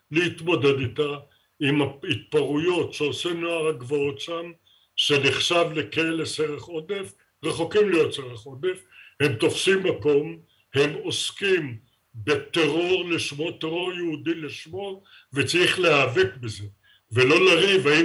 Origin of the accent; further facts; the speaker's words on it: Israel; לכן אני מסתכל כישראלי, לא כפלסטיני. אני רואה כישראלי איך מדינת ישראל הולכת ונעלמת כמדינת ישראל, שאותה אנחנו ייסדנו.